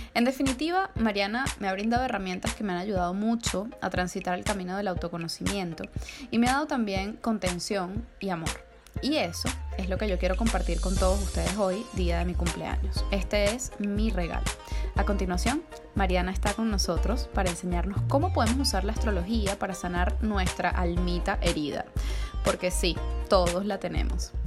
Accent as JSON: {"language": "Spanish", "country": "Venezuela", "said": "así somos los venezolanos"}